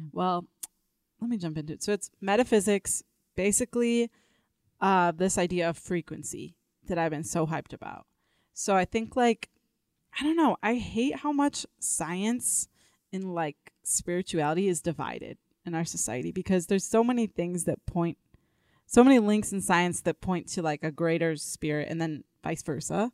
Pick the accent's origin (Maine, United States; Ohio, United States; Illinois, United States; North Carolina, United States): Illinois, United States; Elgin; moved away as an adult; now in Denver, United States; I came to Denver. Uh, six years ago. I'm from the Chicago area, Elgin, Illinois.